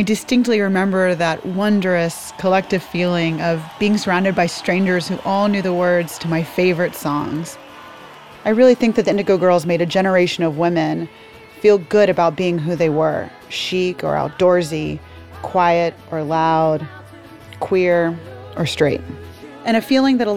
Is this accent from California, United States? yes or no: no; Atlanta, Georgia, United States; I grew up in Atlanta in Grant Park